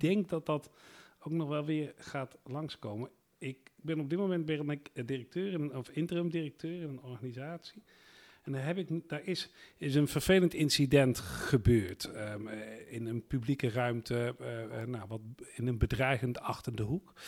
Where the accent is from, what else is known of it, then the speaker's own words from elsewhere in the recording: Netherlands; wij als Nederlanders